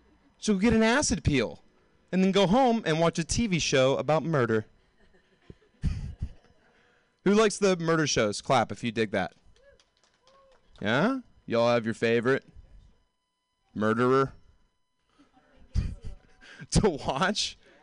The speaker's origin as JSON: {"language": "English", "region": "the South", "country": "United States", "moved": "yes", "said": "Like, when I moved here from the South, like, deep, deep South, I didn't know anything about astronomy."}